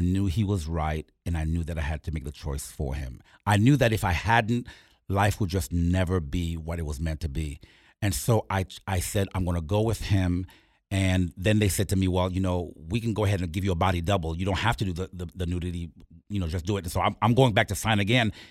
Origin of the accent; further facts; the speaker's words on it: Port-au-Prince, Ouest, Haiti; moved away; I'm from Port Prince, Haiti